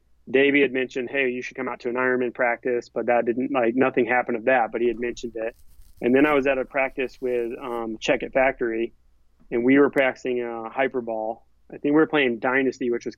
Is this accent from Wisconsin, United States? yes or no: no; Southern California, United States; I was from SoCal